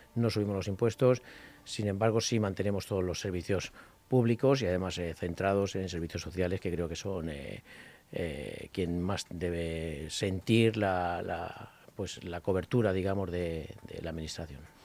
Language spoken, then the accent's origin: Spanish; Parla, Community of Madrid, Spain; los vecinos y vecinas que viven allí somos tan madrileños como los de Las Rozas